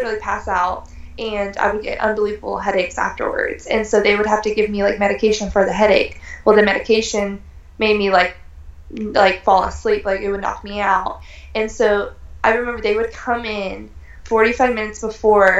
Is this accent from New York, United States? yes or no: no; Tampa, Florida, United States; I'm from Tampa